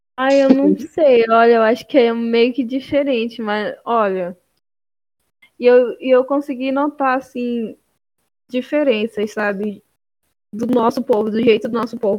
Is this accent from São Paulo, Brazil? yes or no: no; Amapá, Brazil; moved away as an adult; now in Santa Catarina, Brazil; eu sou da Amapá